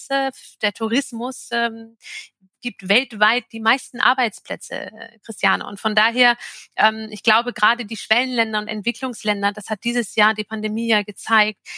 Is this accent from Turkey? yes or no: yes; Turkey; in natürlich meine, äh, meine Heimat und mein Reiseland Türkei